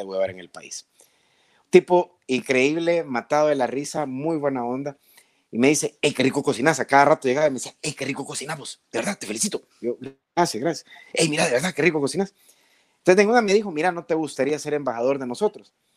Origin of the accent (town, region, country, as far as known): El Salvador